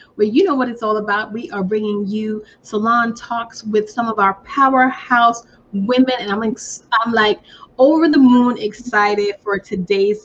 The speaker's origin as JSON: {"language": "English", "region": "New York", "country": "United States", "said": "I'm from New York"}